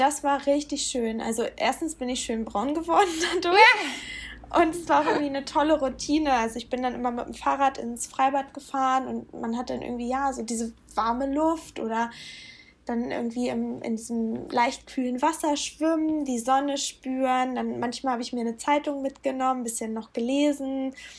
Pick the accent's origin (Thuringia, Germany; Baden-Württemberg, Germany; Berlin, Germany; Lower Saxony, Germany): Lower Saxony, Germany; wir kommen ja aus Norddeutschland beide oder also Niedersachsen